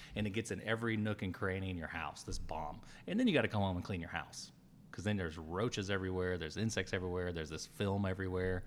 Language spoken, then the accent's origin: English; New Mexico, United States; moved away; I grew up in New Mexico the first part of my life